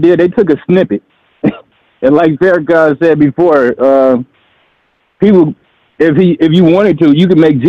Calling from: San Diego, California, United States; I'm calling from San Diego, California, bro.

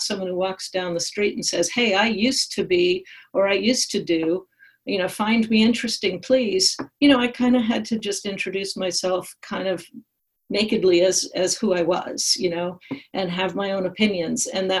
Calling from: St. Louis, Missouri, United States; I wrote letters to the New York Times, and I always got picked up because I was suddenly … from St. Louis.

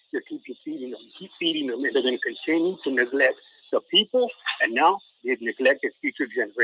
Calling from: Northern Idaho, United States; I'm calling in from Northern Idaho.

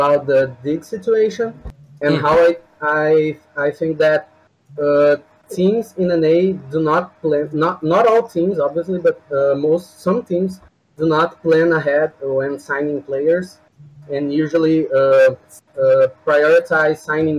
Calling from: Brazil; I'm calling from Brazil, actually.

